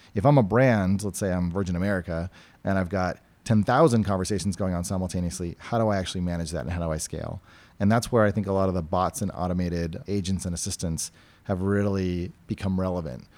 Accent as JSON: {"language": "English", "region": "New Hampshire", "country": "United States", "tie": "born or raised there", "moved": "yes", "lives_now": "California, United States", "said": "I came from and I grew up in New Hampshire, which is a very libertarian place"}